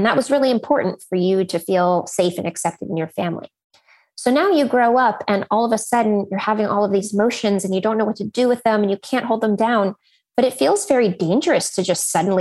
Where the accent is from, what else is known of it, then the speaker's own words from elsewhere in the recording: Silicon Valley, California, United States; And I grew up in Silicon Valley.